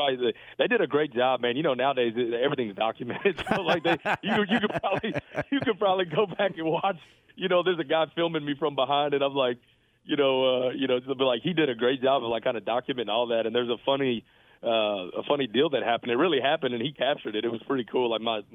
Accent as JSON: {"language": "English", "region": "Texas", "country": "United States", "tie": "born or raised there", "said": "for me growing up in Texas, and and getting to lead a FBS program in my home state is literally a dream come true."}